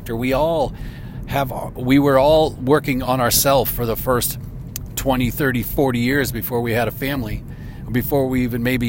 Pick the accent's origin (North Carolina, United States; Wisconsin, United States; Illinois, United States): Illinois, United States; Chicago; moved away; I'm from the Chicago area